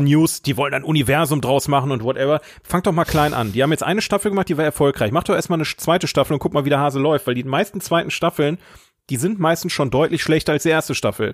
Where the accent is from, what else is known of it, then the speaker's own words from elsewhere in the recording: Oberhausen, North Rhine-Westphalia, Germany; in Oberhausen gelebt, wo ich herkomme.